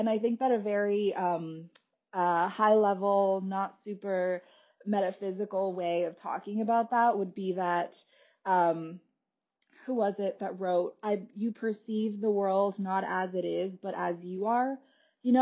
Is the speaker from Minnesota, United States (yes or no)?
no; California, United States; moved away as an adult; also born or lived in Wisconsin; I grew up in California and then I went to college in Wisconsin